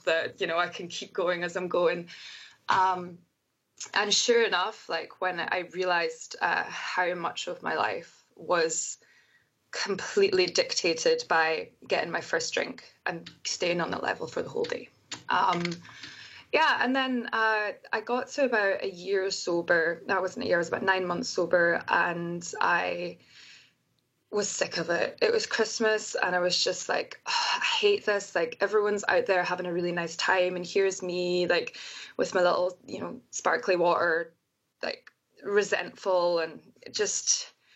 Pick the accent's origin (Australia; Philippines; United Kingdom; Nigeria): United Kingdom; Scotland; now in United States; being a scottish person in america is as soon as I open my mouth and they hear my accent